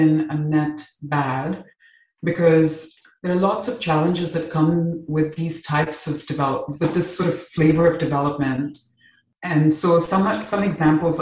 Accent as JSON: {"language": "English", "region": "Dubai", "country": "United Arab Emirates", "tie": "born or raised there", "also_born_or_lived": "Mumbai, India", "moved": "as an adult", "lives_now": "United States", "said": "I grew up in the Middle East, in Dubai"}